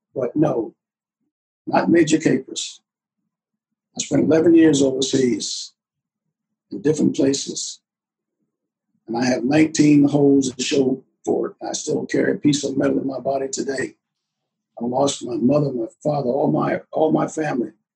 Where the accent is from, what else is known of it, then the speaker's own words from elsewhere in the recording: Bishopville, South Carolina, United States; now in Virginia, United States; I come back from Bishopville, I, you know, they're trying to get me to move back home